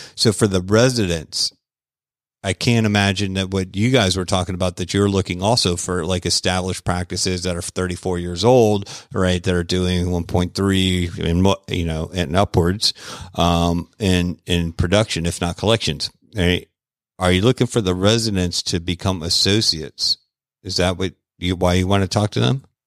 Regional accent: Florida, United States; I'm from Florida

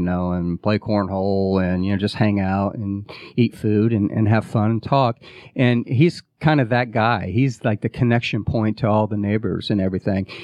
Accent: Midwest, United States; moved away as an adult; now in Atlanta, United States; I grew up in the Midwest

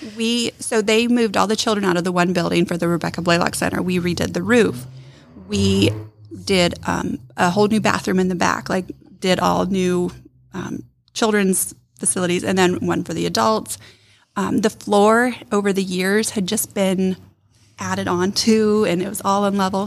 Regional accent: Ohio, United States; moved away as an adult; also born or lived in Michigan; now in Rome, Georgia, United States; originally I'm from Ohio

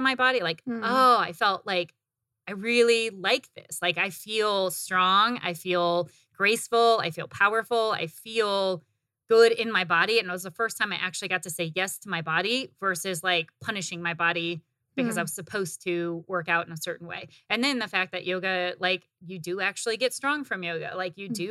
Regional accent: Northern Indiana, United States; moved away as an adult; now in Arizona, United States; growing up in the Midwest, and maybe it was just like where I grew up in the Midwest in Northern Indiana

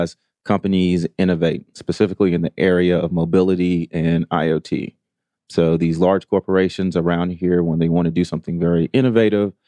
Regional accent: Augusta, Georgia, United States; also born or lived in Atlanta, Georgia; Native Georgian, grew up, I'm originally from Augusta, Georgia, went to Morehouse College here in Atlanta

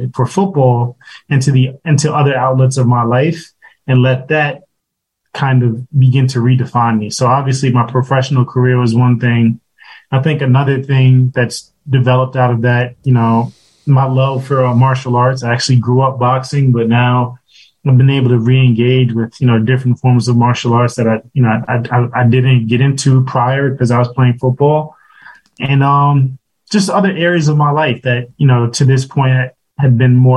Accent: New York City, New York, United States; originally, I'm actually from Brooklyn. I grew up in Brooklyn

